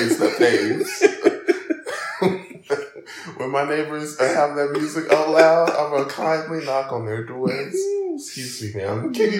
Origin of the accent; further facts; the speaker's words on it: Alabama, United States; my home state, Alabama